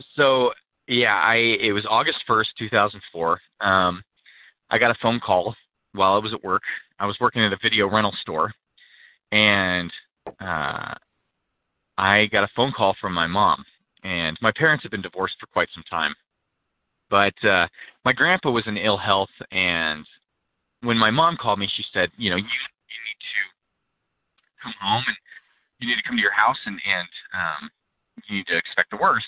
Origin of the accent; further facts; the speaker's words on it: Pacific Northwest, Washington, United States; I was born in uh, the Pacific Northwest, um, pretty rural area